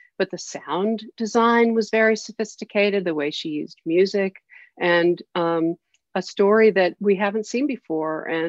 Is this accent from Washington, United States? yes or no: no; New York City, New York, United States; I grew up in New York City and I lived on 110th Street in Amsterdam and right between Amsterdam and Columbus, kind of on the verge of Harlem.